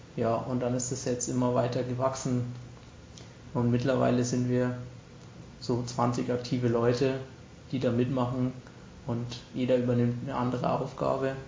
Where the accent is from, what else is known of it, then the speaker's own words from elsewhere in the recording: Munich, Bavaria, Germany; bei uns in München